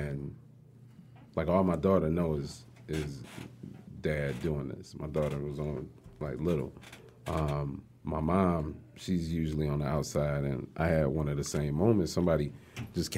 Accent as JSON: {"language": "English", "town": "Detroit", "region": "Michigan", "country": "United States", "tie": "born or raised there", "said": "I'm from Archdale, 8 Mile, west side"}